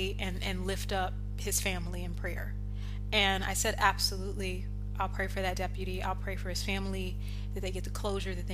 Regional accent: United States; I'm American

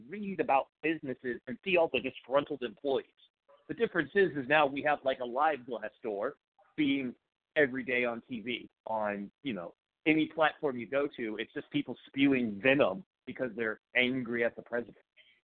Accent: Florida, United States; also born or lived in California; now in Beaverton, United States; I'm originally a Floridian, moved to California, joined the Marine Corps after I got out of high school

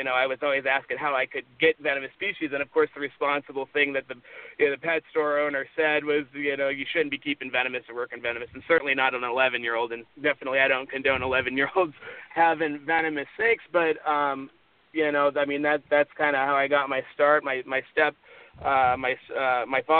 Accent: Las Vegas, Nevada, United States; moved away; I grew up in Las Vegas, Nevada

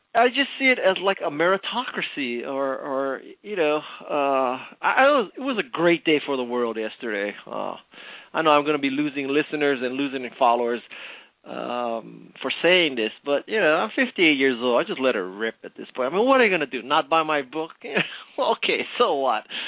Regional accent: Hawaii, United States; I was born and raised in Hawaii

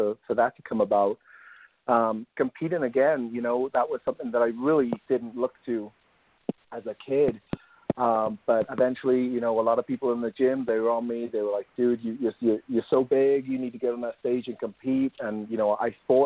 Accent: Wales, United Kingdom; moved away as an adult; now in United States; I grew up in Wales in the United Kingdom.

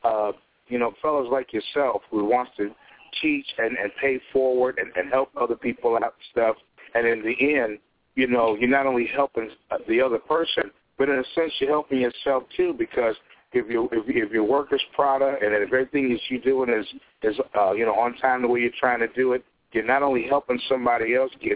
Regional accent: Chicago, Illinois, United States; I'm from the Shy myself.

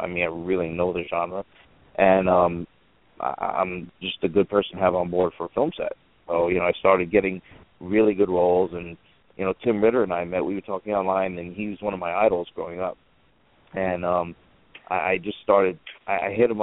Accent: New York, United States; I'm from New York

